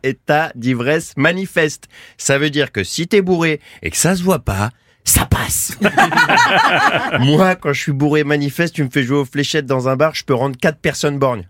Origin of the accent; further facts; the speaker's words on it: Roquebrune-sur-Argens, Provence-Alpes-Côte d'Azur, France; je viens de Roquebrune sur Argence, hein, dans le sud